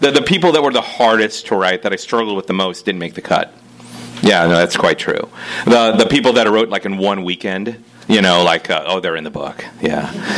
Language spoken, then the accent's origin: English; Midwest, United States; Well, I grew up in the Midwest myself, and like a lot of people who grew up in the Midwest, there's a lot of Native Midwesterns here.